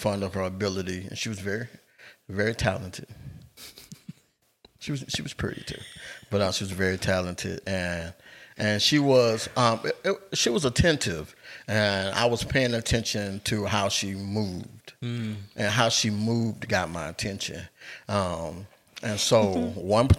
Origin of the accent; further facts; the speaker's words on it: Albany, United States; we grew up in Albany